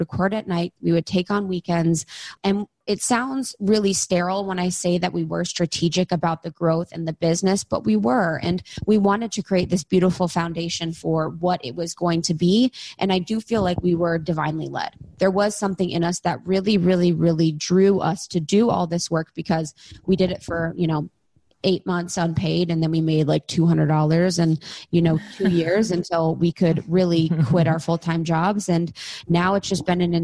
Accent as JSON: {"language": "English", "region": "Ohio", "country": "United States", "tie": "born or raised there", "moved": "yes", "said": "coming from a small town in Ohio"}